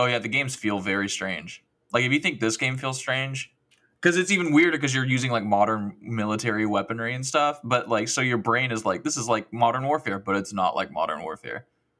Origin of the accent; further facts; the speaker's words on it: United States; I'm already American.